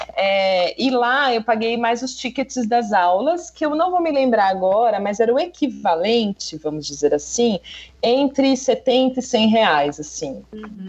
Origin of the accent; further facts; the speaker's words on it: Brazil; é do Brasil